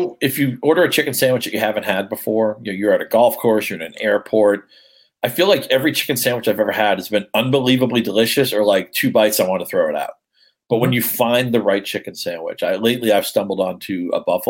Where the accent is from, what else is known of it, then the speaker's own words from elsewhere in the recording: New England, United States; I grew up in New England